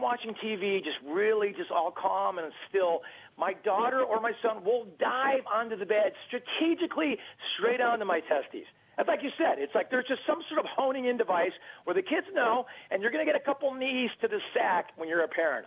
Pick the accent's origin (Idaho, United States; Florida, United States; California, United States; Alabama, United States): California, United States; Orange County; I'm from Orange County, California, where that's home of the, uh, of the Angels